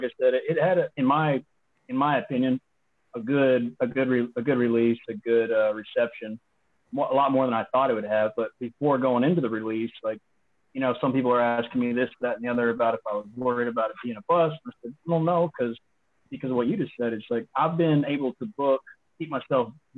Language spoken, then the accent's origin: English; Texas, United States; I'm from Texas.